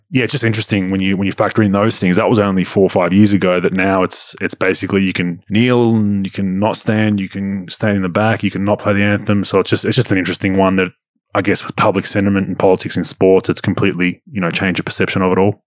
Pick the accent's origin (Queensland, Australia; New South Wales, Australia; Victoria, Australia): Victoria, Australia; My home state